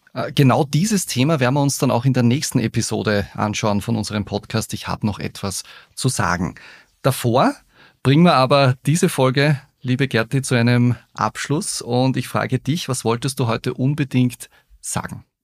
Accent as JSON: {"language": "German", "region": "Upper Austria", "country": "Austria", "said": "bei uns in Oberösterreich"}